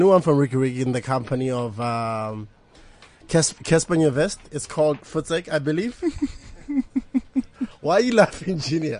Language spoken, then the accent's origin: English; Botswana; moved away as an adult; now in South Africa; I'm from Botswana. I live in South Africa. It's been a year now.